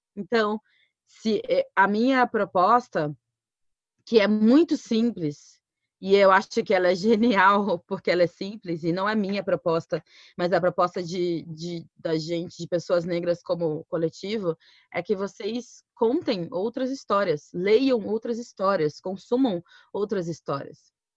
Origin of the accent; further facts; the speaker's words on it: Cuiabá, Mato Grosso, Brazil; Eu sou de Cuiabá, Mato Grosso